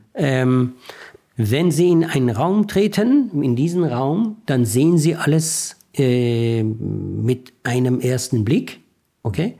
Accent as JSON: {"language": "German", "country": "Iran", "second_language": "German", "moved": "as an adult", "lives_now": "Germany", "said": "Ich bin, ich bin ein, ein Mensch mit deutschen Stärken und iranischen Schwächen"}